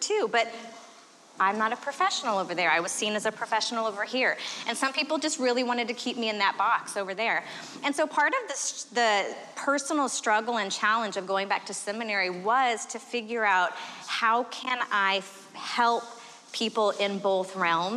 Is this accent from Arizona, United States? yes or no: yes; Arizona, United States; I am from Arizona